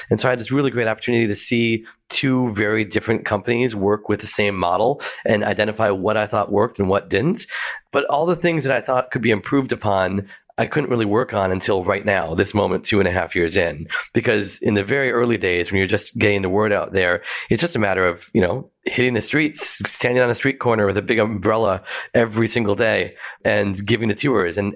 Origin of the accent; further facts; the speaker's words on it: United States; now in Melbourne, Australia; I'm an American, and so I thought it'd be really fun to do an American food tour of Melbourne.